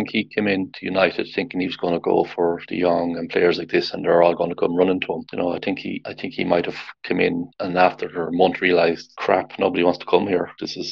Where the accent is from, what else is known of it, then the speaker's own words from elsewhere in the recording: Ireland; I'm Irish, I'm not English